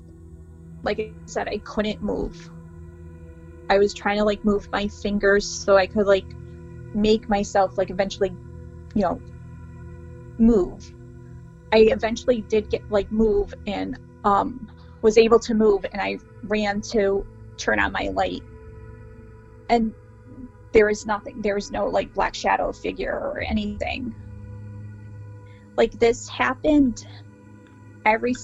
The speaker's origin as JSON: {"language": "English", "town": "Meriden", "region": "Connecticut", "country": "United States", "said": "I'm from Meriden, Connecticut"}